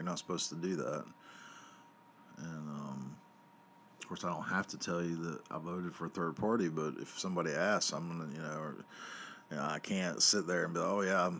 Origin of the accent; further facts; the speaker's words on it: the South, United States; I grew up in the South. They're everywhere.